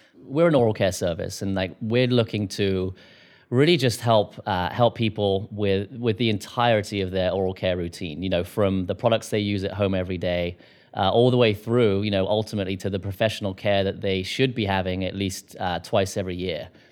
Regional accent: United Kingdom; now in United States; I'm a Brit

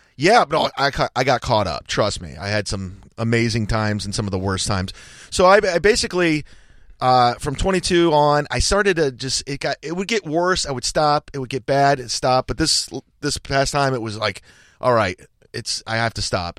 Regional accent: Cleveland, Ohio, United States; it was in Cleveland, my hometown.

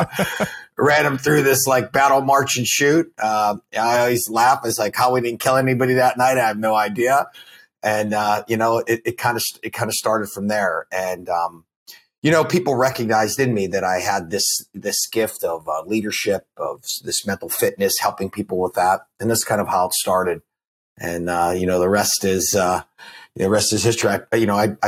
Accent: Pittsburgh, Pennsylvania, United States; kid born and raised in Pittsburgh, Pennsylvania.

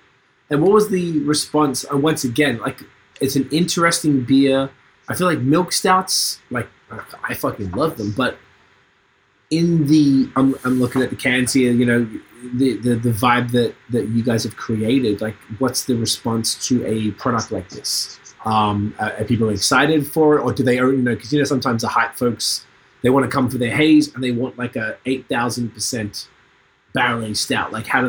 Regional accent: Australia; moved away as an adult; now in Canada; I'm from Australia

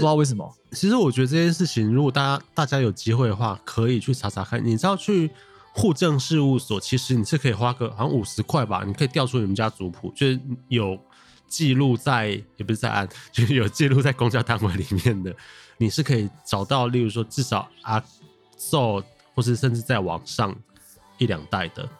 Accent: Taichung, Taiwan; 你身为一个台湾人，土生土长

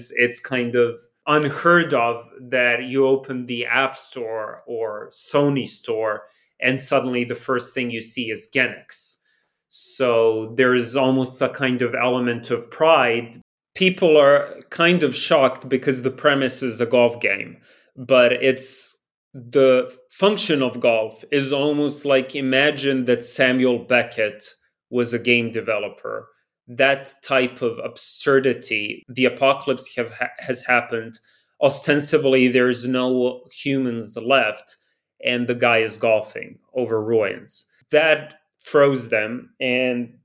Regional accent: Belgrade, Serbia; me growing up in New Belgrade

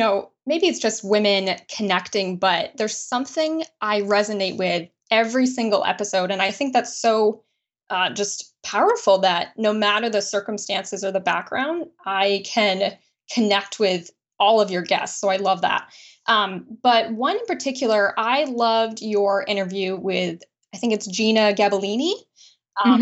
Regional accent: Brunswick, Maine, United States; I grew up in Brunswick, Maine, and to a small family

